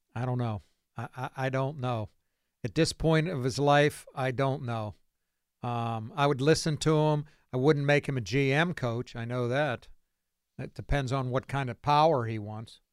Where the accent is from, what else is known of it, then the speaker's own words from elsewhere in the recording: Beaver Falls, Pennsylvania, United States; growing up on Clearview Street in Chippewa Township, Beaver Falls